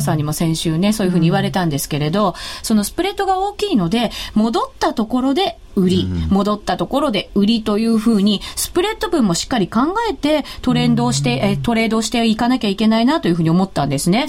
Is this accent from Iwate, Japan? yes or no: no; Shizuoka, Japan; サッカー王国静岡出身